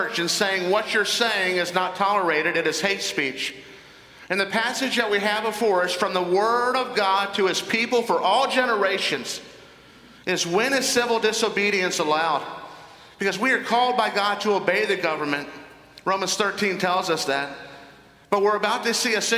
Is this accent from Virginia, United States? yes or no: yes; Northern Virginia, United States; I was involved in a civic organization in my hometown in Northern Virginia